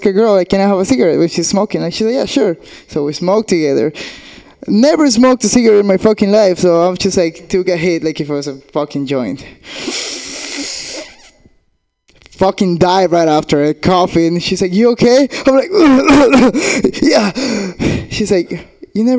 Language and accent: English; Argentina; English is a second language; moved away; I'm from Argentina, which means I have a fucking accent